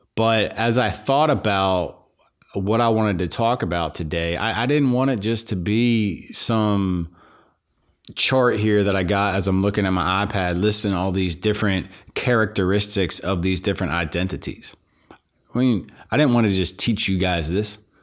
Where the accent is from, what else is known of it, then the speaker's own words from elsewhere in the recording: Pittsburgh, Pennsylvania, United States; I grew up in, in Pittsburgh, Pennsylvania